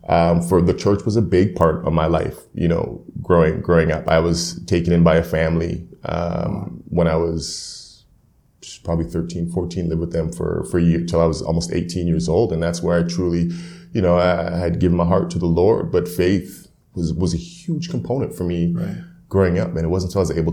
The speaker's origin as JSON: {"language": "English", "town": "Edmonton", "region": "Alberta", "country": "Canada", "tie": "born or raised there", "said": "I was raised in Edmonton"}